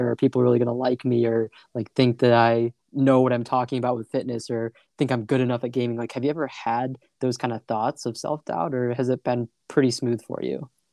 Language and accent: English; Michigan, United States; I'm from Michigan, pretty small town